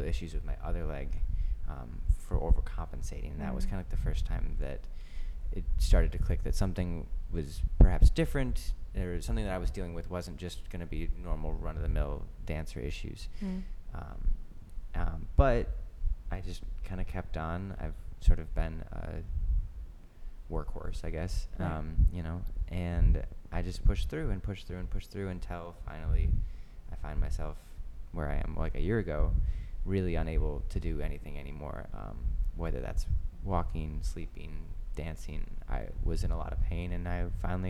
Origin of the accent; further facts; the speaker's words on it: Grand Rapids, Michigan, United States; moved away as an adult; now in New York, United States; I grew up in Michigan, Grand Rapids to be specific. I moved to New York almost 10 years ago